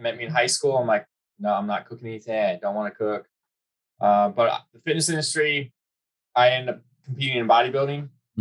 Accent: Charleston, South Carolina, United States; moved away as an adult; now in Virginia Beach, United States; I'm from Charleston, South Carolina

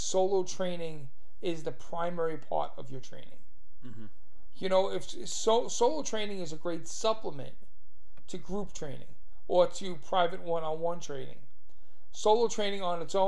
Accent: New York City, New York, United States; now in Staten Island, United States; I'm from Brooklyn

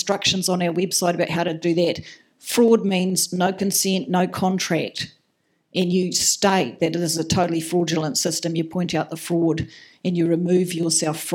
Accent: Makarora, Otago, New Zealand; I was born and raised in Makarora, down near the Haast

